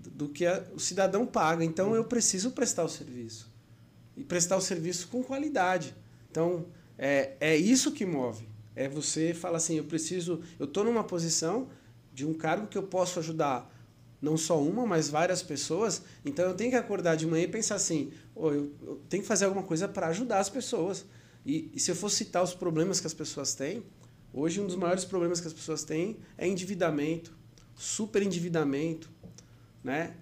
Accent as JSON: {"language": "Portuguese", "region": "São Paulo", "country": "Brazil", "tie": "born or raised there", "moved": "yes", "lives_now": "Maceió, Brazil", "said": "natural da cidade de São Paulo, mas já vivo na, na minha, que eu posso considerar minha amada Maceió, amada Lagoas, desde 2000 ah, desde de, de 1999"}